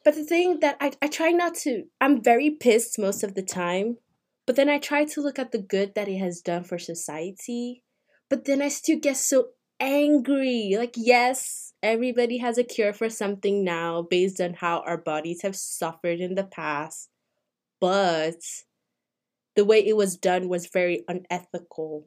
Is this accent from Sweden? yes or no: no; Nigeria; moved away as an adult; I'm not African American. I am Nigerian. I came here as a student